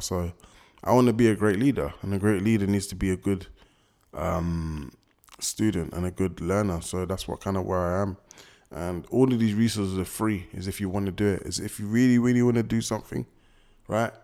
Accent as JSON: {"language": "English", "region": "London", "country": "United Kingdom", "said": "I'm from West, I know most people from West"}